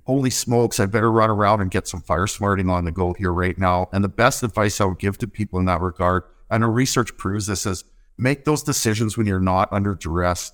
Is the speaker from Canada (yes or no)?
yes; north of Winnipeg, Manitoba, Canada; moved away as an adult; also born or lived in Alberta; now in Port Hardy, Canada; I grew up in Manitoba. I grew up on a small cow farm just north of Winnipeg.